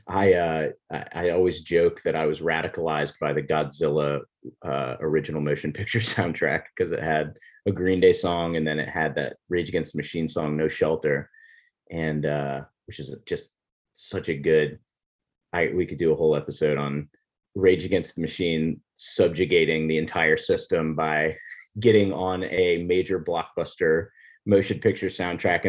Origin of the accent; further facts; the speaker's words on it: Florida, United States; moved away as an adult; also born or lived in Richmond; When I was growing up, I grew up in Florida